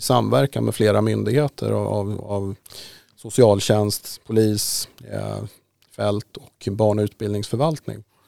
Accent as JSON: {"language": "Swedish", "town": "Haninge", "region": "Stockholm County", "country": "Sweden", "tie": "born or raised there", "said": "i Haninge då där jag växte upp"}